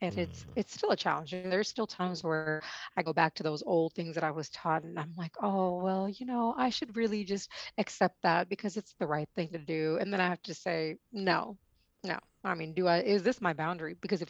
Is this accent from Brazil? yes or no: no; India; I mean, I come from India, the land of the Kama Sutra, and we don't learn it.